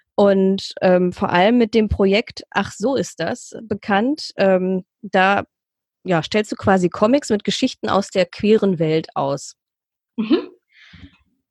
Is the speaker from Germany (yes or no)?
yes; Essen, North Rhine-Westphalia, Germany; hier in Essen, meiner Heimatstadt